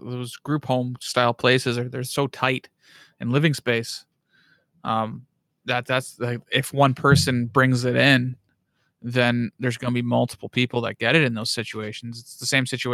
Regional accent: Bobcaygeon, Ontario, Canada; moved away; also born or lived in Thunder Bay; a care home in Bob Cage in my hometown

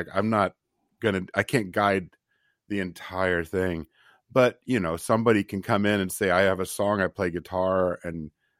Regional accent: Nevada City, California, United States; there'd been a great radio station where I grew up in Nevada City called KVMR.

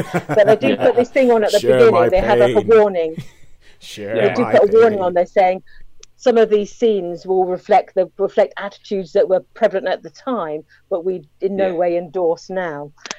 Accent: United Kingdom; accent: British; I do tend to watch most British films that comes out, because I do like to hear my accent. I do like to see, you know, from countryside or things that I recognise on screen.

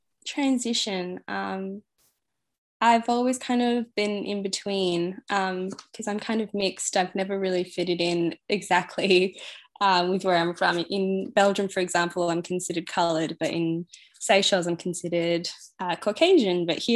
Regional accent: Singapore; born there; I was actually born in Singapore, and I moved around a lot.

